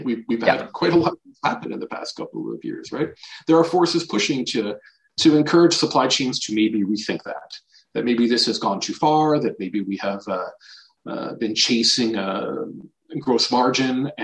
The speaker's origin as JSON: {"language": "English", "country": "Canada", "also_born_or_lived": "Paris / New York", "moved": "as an adult", "said": "I am Canadian."}